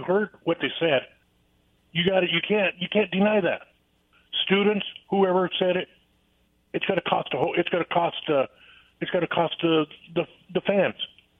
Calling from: Yakima, Washington, United States; from Yakima.

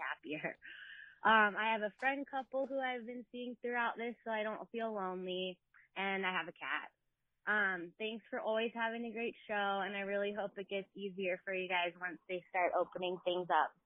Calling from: Seattle, Washington, United States; I'm calling from Seattle

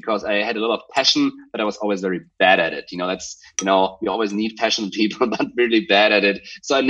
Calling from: Hamburg, Germany; I call Hamburg, Germany, my home.

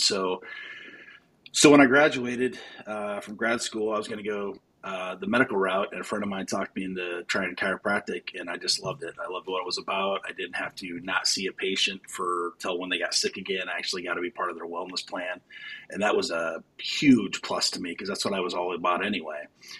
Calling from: Bettendorf, Iowa, United States; So I'm in Davenport, Iowa, or Bettendorf, Iowa, I'm calling from.

